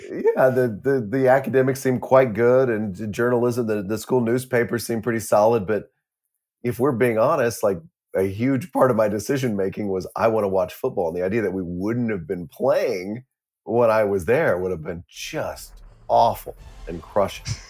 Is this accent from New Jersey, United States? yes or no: no; Fort Worth, Texas, United States; that's where I grew up in Fort Worth